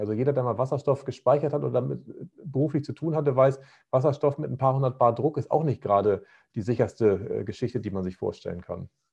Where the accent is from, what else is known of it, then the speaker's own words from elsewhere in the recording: Northern Germany, Germany; bei uns in Norddeutschland